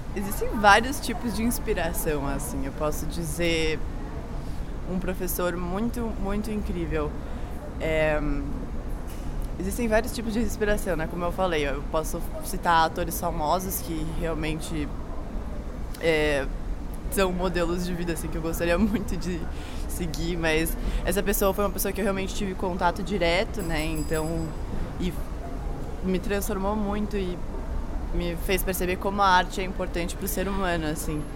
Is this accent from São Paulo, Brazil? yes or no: yes; São Paulo, Brazil; sou de São Paulo